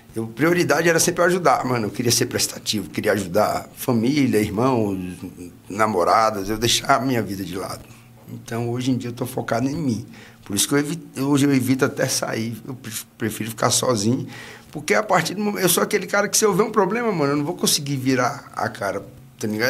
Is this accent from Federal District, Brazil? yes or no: yes; Gama, Federal District, Brazil; Nasci aqui. Nasci no Gama